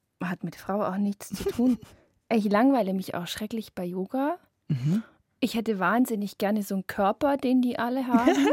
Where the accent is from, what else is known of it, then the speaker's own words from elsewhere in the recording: Upper Bavaria, Germany; Ich bin in Oberbayern geboren